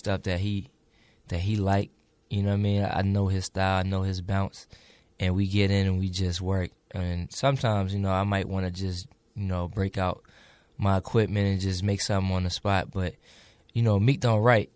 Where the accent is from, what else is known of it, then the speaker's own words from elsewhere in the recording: Chester, Pennsylvania, United States; I'm from Chester, PA, so, you know. It's it was pretty rough out there